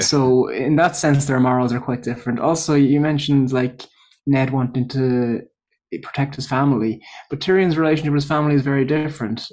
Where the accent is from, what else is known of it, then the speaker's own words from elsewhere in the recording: Ireland; moved away as an adult; also born or lived in Coventry, England; I'm from Ireland. But I moved to Coventry for my P H D